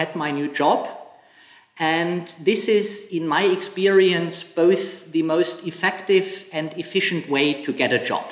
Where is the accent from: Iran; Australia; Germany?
Germany; moved away as an adult; also born or lived in Hong Kong / Shanghai; now in China; I'm from Germany originally, and I have lived and worked in Hong Kong and mainland China for 11 years now